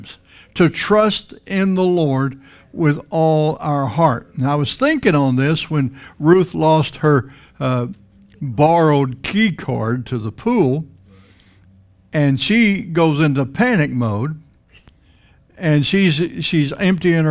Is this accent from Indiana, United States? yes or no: no; Texas Panhandle, United States; now in Florida, United States; I grew up in the Texas Panhandle. You grew up in flat country